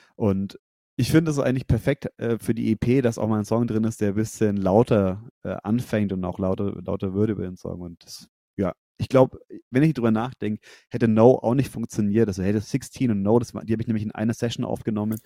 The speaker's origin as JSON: {"language": "German", "area": "Nuremberg–Fürth area", "region": "Bavaria", "country": "Germany", "said": "wir kommen alle aus der Ecke Nürnberg, Fürth"}